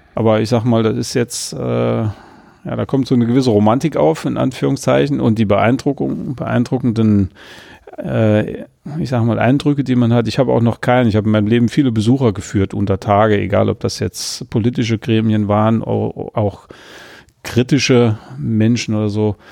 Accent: Saarland, Germany; als Saarländer

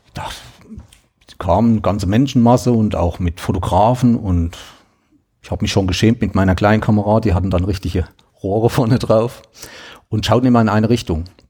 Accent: Thuringia, Germany; ich komme aus Thüringen

